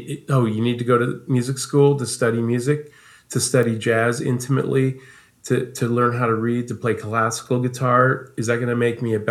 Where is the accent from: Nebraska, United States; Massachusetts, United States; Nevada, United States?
Nebraska, United States; Omaha; also born or lived in Dallas; now in Los Angeles, United States; I grew up in Nebraska, in Omaha.